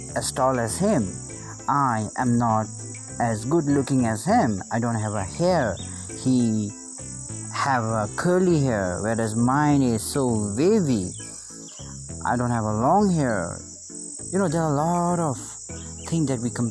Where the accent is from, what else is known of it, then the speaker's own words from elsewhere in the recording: Bhutan; I'm from Bhutan